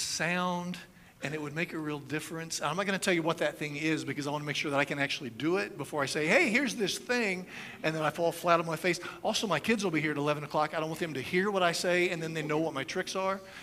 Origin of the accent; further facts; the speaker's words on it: United States; as an American